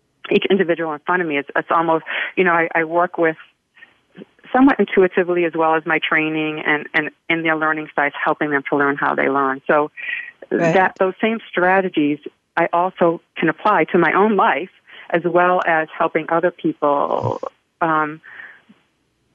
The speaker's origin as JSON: {"language": "English", "region": "New England", "country": "United States", "moved": "yes", "lives_now": "Florida, United States", "said": "I'm from New England"}